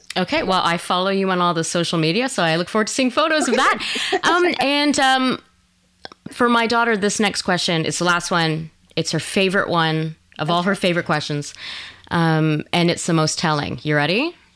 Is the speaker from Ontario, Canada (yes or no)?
no; Quebec, Canada; I'm from Quebec originally